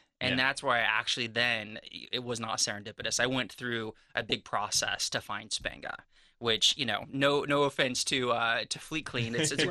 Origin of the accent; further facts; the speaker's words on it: United States; moved away; also born or lived in Portland, Oregon / San Francisco, California / Ohio; Grew up on the West Coast, Oregon, and California, San Francisco.